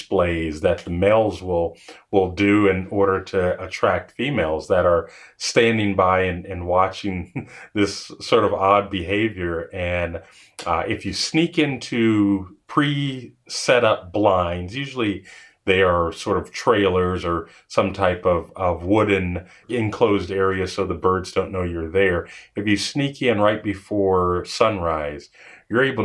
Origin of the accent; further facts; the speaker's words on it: Dallas, Texas, United States; moved away; also born or lived in Los Angeles, California / Minnesota; I grew up in Dallas, Texas, and California